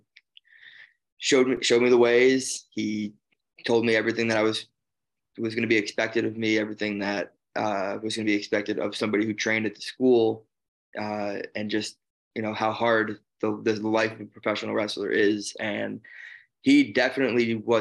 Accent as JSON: {"language": "English", "town": "Chicago", "region": "Illinois", "country": "United States", "also_born_or_lived": "New Jersey", "moved": "as an adult", "said": "I'm originally from Chicago, and I moved over to New Jersey to start training"}